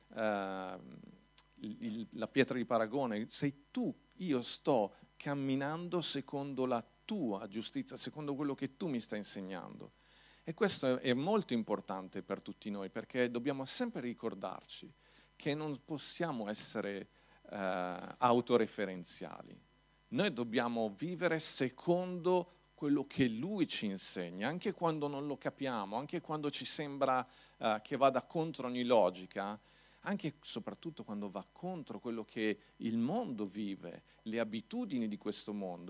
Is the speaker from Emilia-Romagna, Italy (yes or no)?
no; Milan, Lombardy, Italy; Io sono cresciuto a Milano